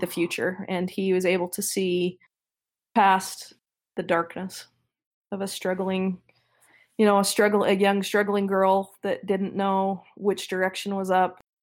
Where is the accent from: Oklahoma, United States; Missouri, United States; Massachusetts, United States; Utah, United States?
Utah, United States; Midvale; I was born and raised in Midvale